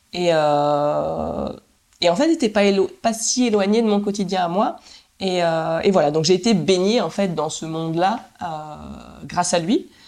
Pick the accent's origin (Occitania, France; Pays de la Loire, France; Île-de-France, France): Pays de la Loire, France; Nantes; moved away as an adult; also born or lived in Canada; je suis retournée à Nantes, ma ville natale